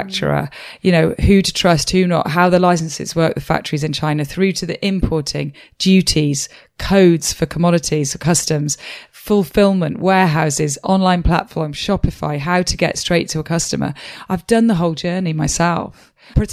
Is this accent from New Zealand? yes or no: no; Wales, United Kingdom; I'm from Wales.